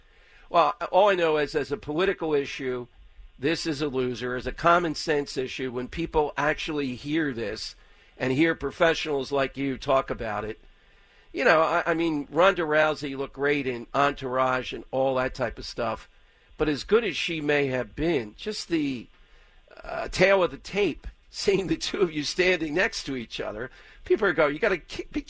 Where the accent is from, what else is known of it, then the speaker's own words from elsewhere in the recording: Philadelphia, Pennsylvania, United States; I grew up in South Philly